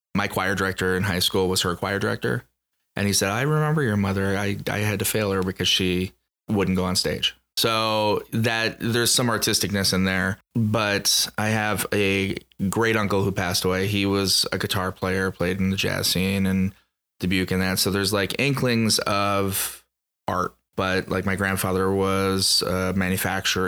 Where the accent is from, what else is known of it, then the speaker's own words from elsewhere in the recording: Dubuque, Iowa, United States; now in Omaha, United States; I'm, uh, Eastern Iowa boy. I'm Dubuque, Iowa.